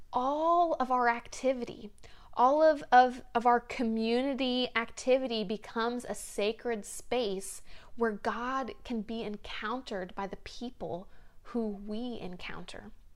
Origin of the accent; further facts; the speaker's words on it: the South, United States; moved away; When I grew up in the South, it seemed like almost every home had a, a big front porch